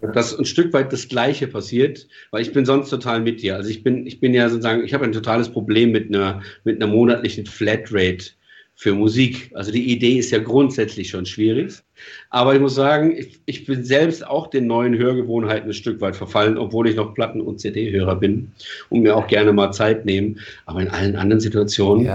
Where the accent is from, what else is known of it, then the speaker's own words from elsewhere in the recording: Germany; also born or lived in Palatinate / Switzerland; als Deutscher